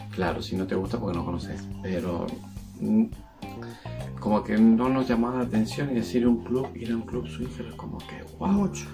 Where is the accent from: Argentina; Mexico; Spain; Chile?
Argentina; Mendoza; Nosotros somos de Mendoza, Argentina